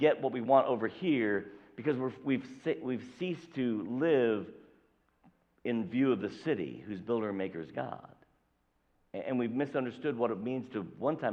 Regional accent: southern Indiana, United States; I was born here. I was born in Indiana, so I'm a Hoosier. I was born in southern Indiana

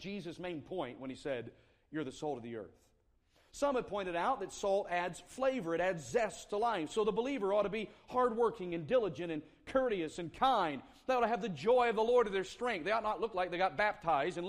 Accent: the South, United States; moved away as an adult; also born or lived in South Carolina; now in Indianapolis, United States; I grew up in the South

